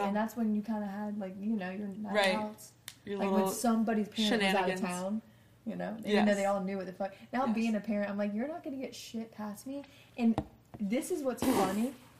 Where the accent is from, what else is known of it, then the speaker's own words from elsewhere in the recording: Harrisburg, North Carolina, United States; I grew up in Harrisburg, North Carolina. I mean, the town population is probably, like, I don't even know. No, it's not 50.